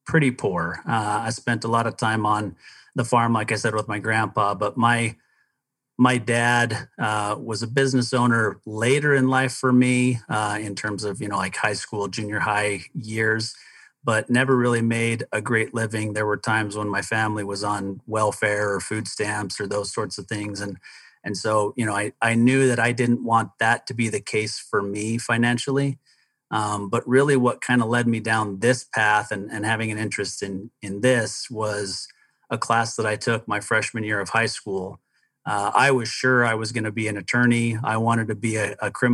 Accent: Provo, Utah, United States; also born or lived in Denver, Colorado; I grew up in Provo, Utah, most of my youth

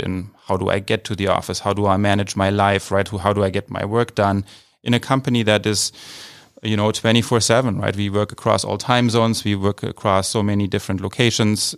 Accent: Idar-Oberstein, Rhineland-Palatinate, Germany; moved away as an adult; also born or lived in Mainz, Germany / California, United States; now in San Francisco, United States; Originally from Germany and, um, from a, uh, the state, uh, of Rheinland-Pfalz. Um, I'm from a town called Ida Oberstein, small city

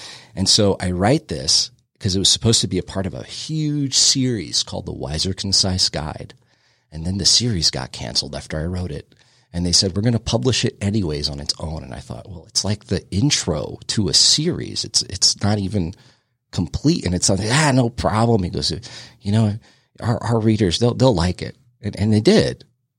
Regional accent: New Jersey, United States; We're from Jersey

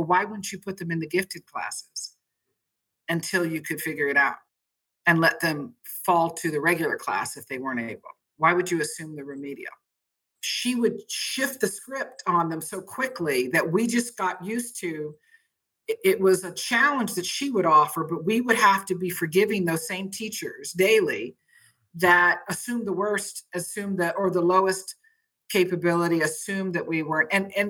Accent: Berlin, Germany; also born or lived in Austria; how to live overseas as I was raised in Berlin and Austria and different parts of Europe in the military setting.

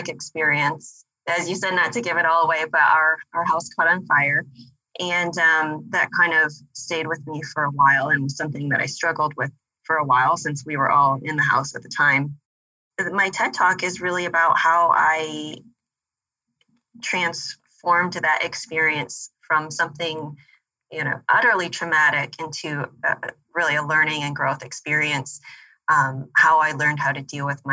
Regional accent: Michigan, United States; moved away as an adult; also born or lived in Dubai; I'm from Michigan, but I first became interested in project management when I was working overseas in Dubai.

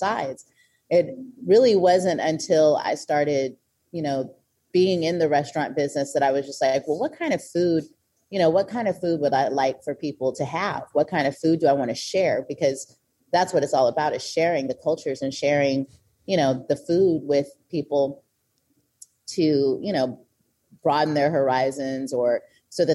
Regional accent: Oakland, California, United States; I'm born and raised in Oakland

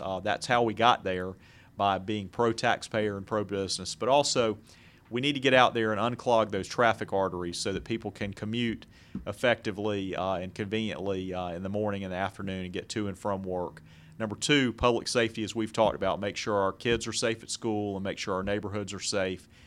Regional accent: Jacksonville, Florida, United States; moved away as an adult; also born or lived in Americus, Georgia / Macon, Georgia; now in Gwinnett County, United States; I grew up in Jacksonville

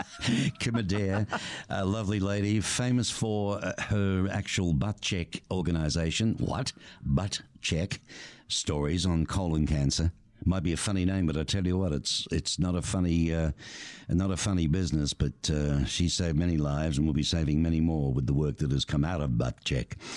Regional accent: Australia; now in Tucson, United States; growing up in Australia where really you only got the snow if you went up looking to ski at a resort

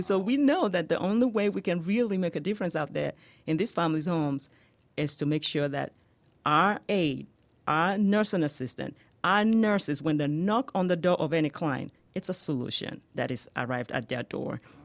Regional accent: Nigeria; accent: Nigerian; moved away as an adult; now in United States; you can hear my accent, right? Yes. Yeah, that is from Nigeria.

